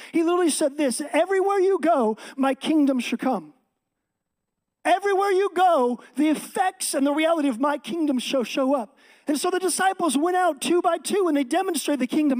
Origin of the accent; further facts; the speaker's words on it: Seattle, Washington, United States; moved away as an adult; now in Texas, United States; I'm from Texas, actually originally from Seattle area. Me and my wife grew up here our entire life.